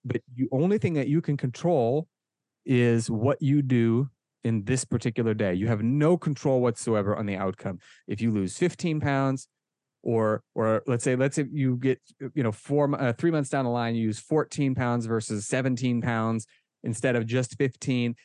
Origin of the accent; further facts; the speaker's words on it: Omaha, Nebraska, United States; moved away as an adult; also born or lived in Israel; now in Pennsylvania, United States; I was born and raised in Omaha, Nebraska